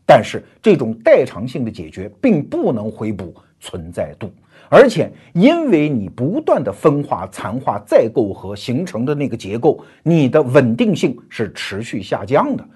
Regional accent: China; 我们中国人

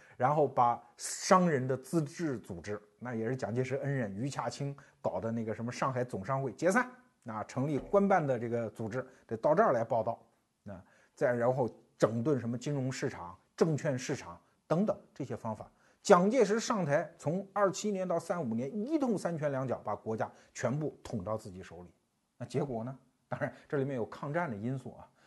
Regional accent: China

